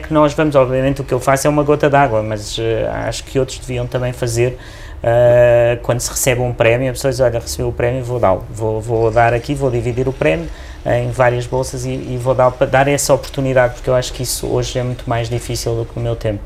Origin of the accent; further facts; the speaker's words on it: Beja, Alentejo, Portugal; now in Lisbon, Portugal; eu nasci em Beja nos anos 70